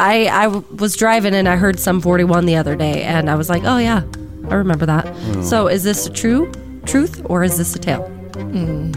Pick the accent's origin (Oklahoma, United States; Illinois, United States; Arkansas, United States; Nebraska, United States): Nebraska, United States; moved away; So yeah, I was 17. Me and my family, we came to Rapid from Nebraska